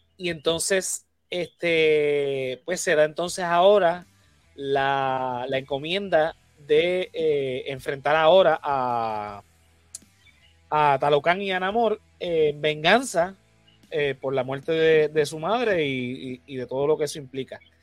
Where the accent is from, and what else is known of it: Puerto Rico